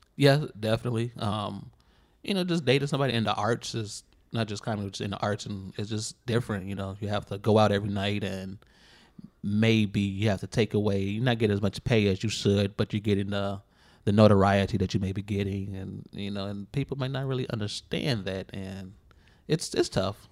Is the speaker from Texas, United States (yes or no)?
no; Chicago, Illinois, United States; Inglewood, south side of Chicago